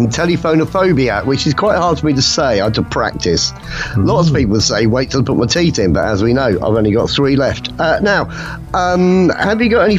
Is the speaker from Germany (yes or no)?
yes; Germany; Well, let's say Germany.